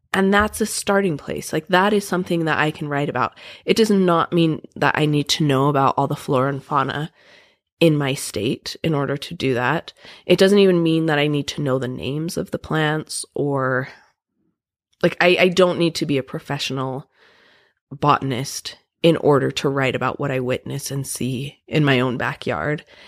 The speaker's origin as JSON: {"language": "English", "town": "Provo", "region": "Utah", "country": "United States", "tie": "born or raised there", "said": "I grew up in Provo and went to B Y U"}